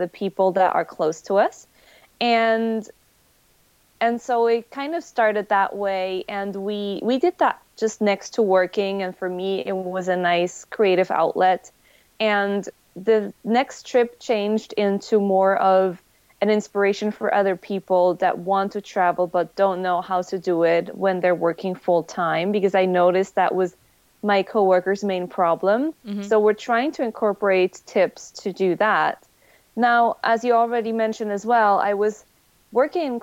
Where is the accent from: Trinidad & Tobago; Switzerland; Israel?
Switzerland; English is a second language; moved away as an adult; now in United States; I'm originally from Switzerland. And I moved to the US for work together with Kyle.